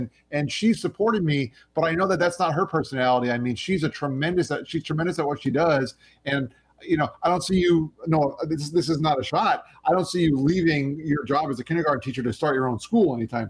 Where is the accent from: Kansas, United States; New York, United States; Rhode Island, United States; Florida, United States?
New York, United States; Long Island; born there; I was going to go back to Long Island where I was born in New York, where all of my family is from.